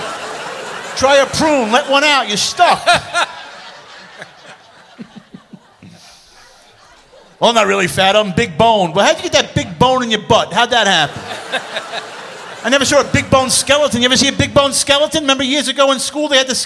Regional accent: New York, United States; I was born in New York

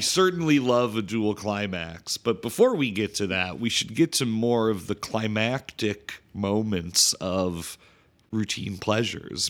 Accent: Chicago, Illinois, United States; I'm from Chi-, Chicago, big Polish town

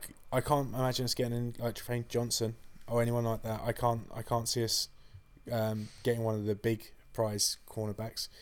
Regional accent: England, United Kingdom

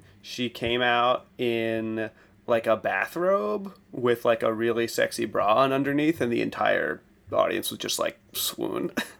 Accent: East Coast, United States; I'm just from the East Coast

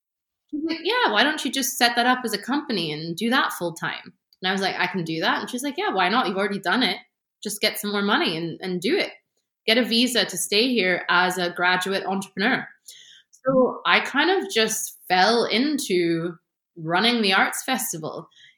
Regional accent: Washington, District of Columbia, United States; I mean, I have to say, growing up in Washington, D.C. Is a very weird thing.

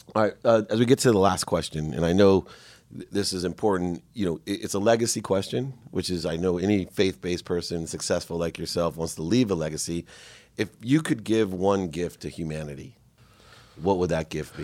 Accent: San Diego, California, United States; growing up in San Diego

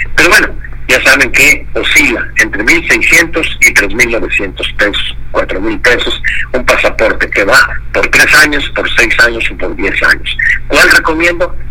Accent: Mexico; yo soy mexicano

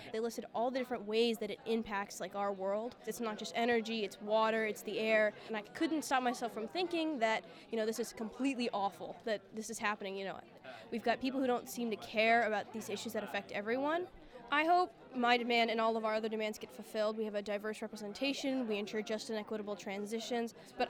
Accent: Bar Harbor, Maine, United States; I'm from Bar Harbor, Maine.

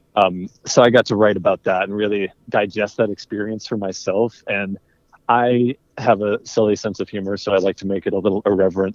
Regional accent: Maryland, United States; I grew up in Maryland most of my life

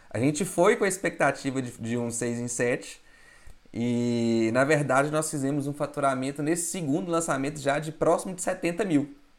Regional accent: Minas Gerais, Brazil; eu sou de Minas

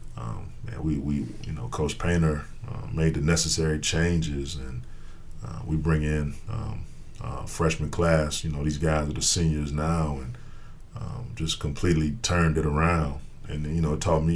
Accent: Gary, Indiana, United States; I'm from Gary, Indiana

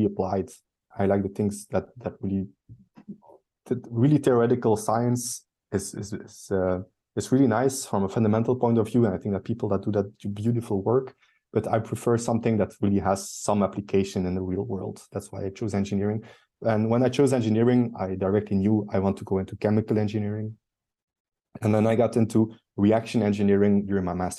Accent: Bruges or Ghent, Flanders, Belgium; close to my hometown, close to Bruges or Ghent, where I live now, in between both

